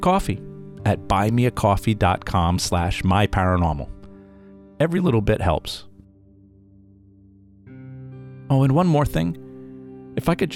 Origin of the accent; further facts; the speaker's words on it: Rhode Island, United States; I grew up in Rhode Island, hearing all the stories and legends about the Ladd School.